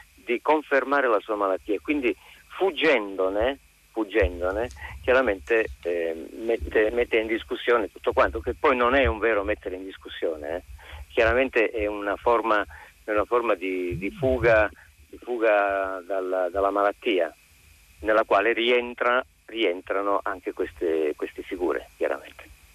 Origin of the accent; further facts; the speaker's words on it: Calabria, Italy; now in Milan, Italy; essendo io eh, nato in Calabria